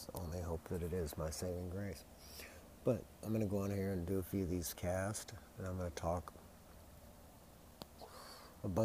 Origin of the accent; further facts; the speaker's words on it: United States; I was born in America